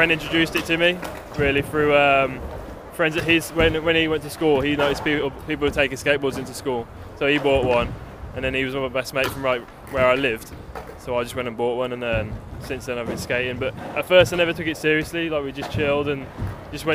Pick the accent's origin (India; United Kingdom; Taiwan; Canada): United Kingdom; Wolverhampton, West Midlands; I'm from Wolverhampton, West Midlands.